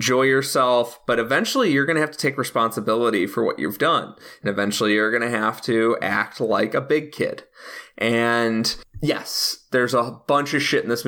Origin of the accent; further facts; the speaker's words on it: Chicago, Illinois, United States; As a Chicagoan